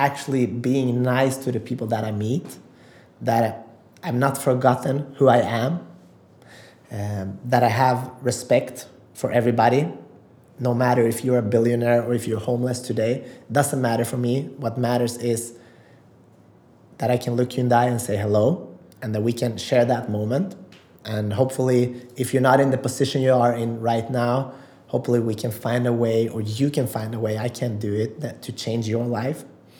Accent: North Macedonia; English is a second language; And champion od život, I'm from original from Macedonia, and that means a winner in life.

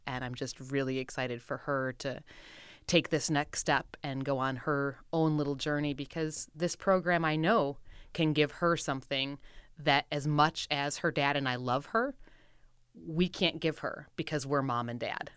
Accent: Wisconsin, United States; moved away; I'm from Wisconsin originally

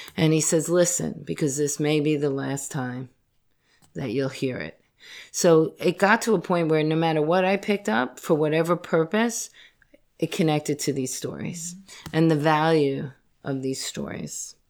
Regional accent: Yonkers, New York, United States; growing up in Yonkers

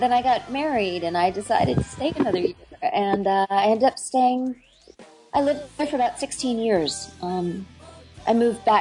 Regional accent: Washington, District of Columbia, United States; moved away as an adult; also born or lived in Paris, France; I was born in Washington, D.C.

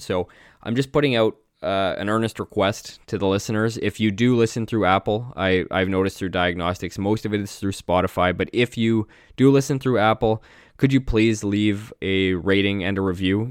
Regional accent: Canada; I'm Canadian

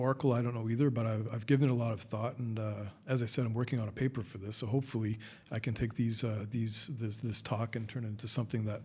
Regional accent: Canada; now in United Arab Emirates; I'm not from the U.S., I'm from Canada

